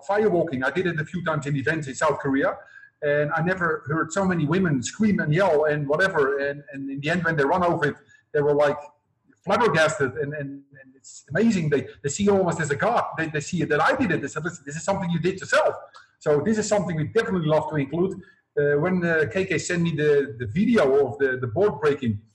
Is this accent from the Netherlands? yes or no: yes; Netherlands; now in Cambodia; I come from Holland, but I'm now living in Cambodia.